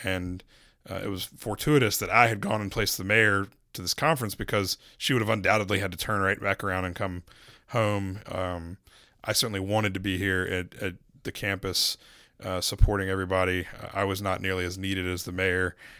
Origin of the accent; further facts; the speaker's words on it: Charlotte, North Carolina, United States; I was from Charlotte